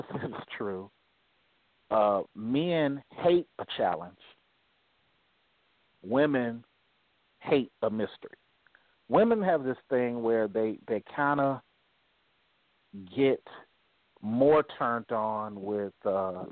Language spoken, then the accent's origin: English; California, United States; I'm a Californian